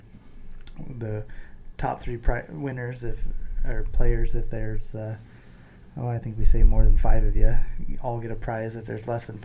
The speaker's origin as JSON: {"language": "English", "town": "Lincoln", "region": "Nebraska", "country": "United States", "tie": "born or raised there", "also_born_or_lived": "Schuyler, Nebraska / Fremont, Nebraska", "said": "So I was, I did kindergarten in Schuyler, and so until I was six, and I'm 4 years older than Travis, so he was two, we moved to Lincoln"}